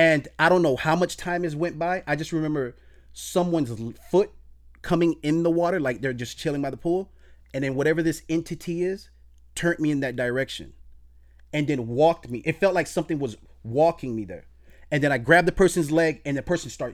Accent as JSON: {"language": "English", "town": "Miami", "region": "Florida", "country": "United States", "tie": "born or raised there", "said": "me growing up in Miami, growing up in a drug infested neighborhood"}